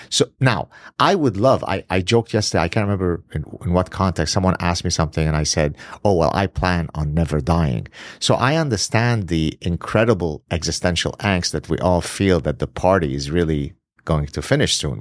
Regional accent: Lebanon; moved away; I grew up in the Middle East, escaped Lebanon because of my being Jewish

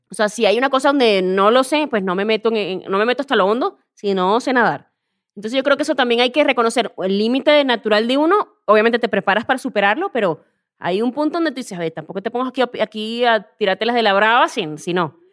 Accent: Venezuela; moved away as an adult; also born or lived in Spain; now in Mexico; soy venezolana

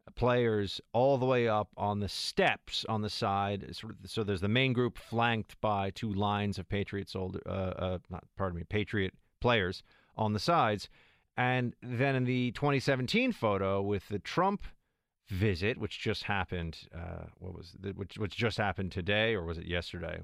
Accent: New York City, New York, United States; also born or lived in Massachusetts; I grew up in New York City

